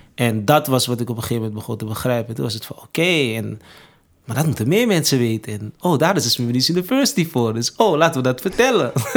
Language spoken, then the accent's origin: Dutch; Amsterdam, North Holland, Netherlands; also born or lived in Suriname (parents); ben opgegroeid in Amsterdam Zuidoost